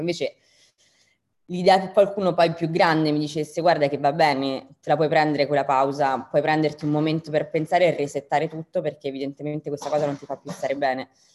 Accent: Rome, Lazio, Italy; moved away as an adult; also born or lived in London / New York; io sono di Roma

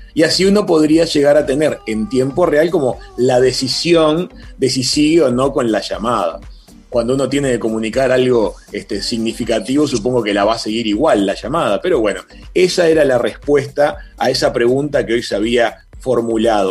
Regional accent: Uruguay

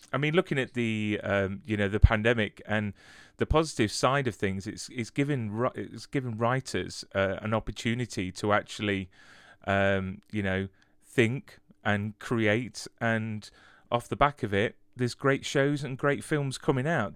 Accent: United Kingdom; as British people

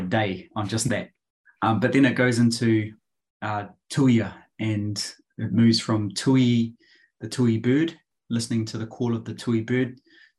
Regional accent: Christchurch, Canterbury, New Zealand; now in Auckland, New Zealand; I grew up down in Christchurch, and I now live in the beautiful Tāmaki Makaurau, Auckland.

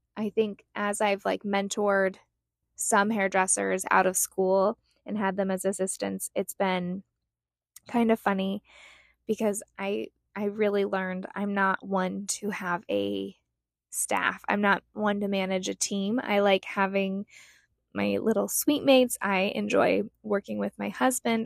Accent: Utah, United States; moved away as an adult; now in Scottsdale, United States; I grew up in Utah, but moved here in 2007.

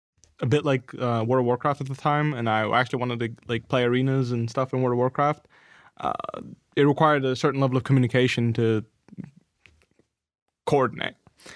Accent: Netherlands; accent: Dutch; English is a second language; because I learned English doing that. So I wasn't very good at it back then. I had a really like thick Dutch accent back then.

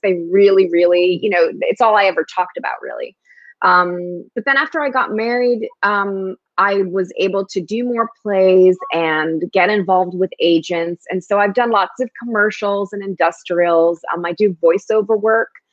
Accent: Newark, New Jersey, United States; first language Spanish; English is a second language; also born or lived in New York; I was born in Newark, New Jersey, and lived in a very ethnic neighborhood

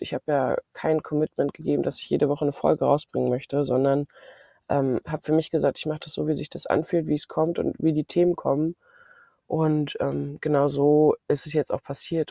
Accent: Mecklenburg-Vorpommern, Germany; ich komme aus Mecklenburg-Vorpommern

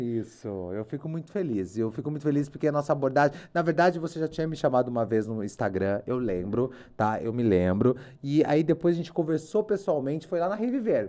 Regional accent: Limeira, São Paulo, Brazil; eu sou de Limeira

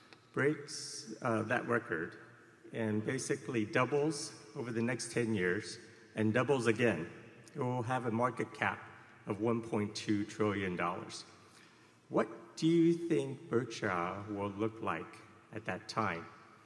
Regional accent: Taiwan; I came from Taiwan for this meeting.

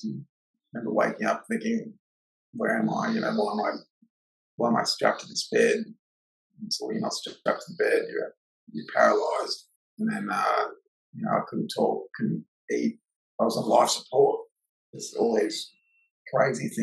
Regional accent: Gold Coast, Queensland, Australia; I moved to the Gold Coast when I was a little kid, so I've only really known, you know, the majority of my life growing up on the Goldie

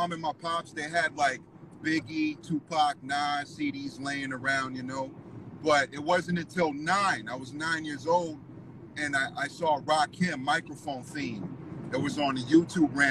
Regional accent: Los Angeles, California, United States; also born or lived in Orange County, California; I'm from Southern California, I'm from LA, but there was a time I lived in OC

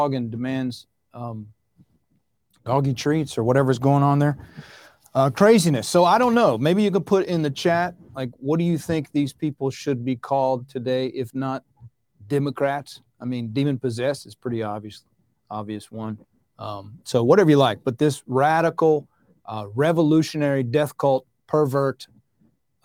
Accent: the South, United States; where I grew up in the South

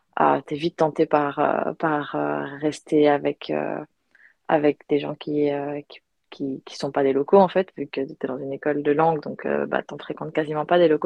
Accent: Belgium; moved away as an adult; also born or lived in United States / Australia; now in Barcelona, Spain; je suis belge, j'ai grandi en Belgique

